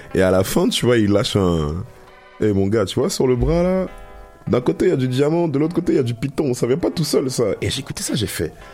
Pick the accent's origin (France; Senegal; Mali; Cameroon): France; Paris, Île-de-France; now in Montreal, Canada; je pense qu'on vient tous de Paname ici